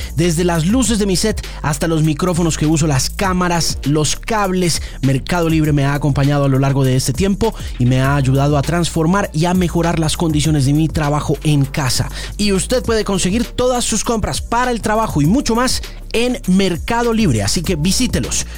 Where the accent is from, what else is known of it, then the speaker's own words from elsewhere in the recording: United States; quienes nos criamos en los Estados Unidos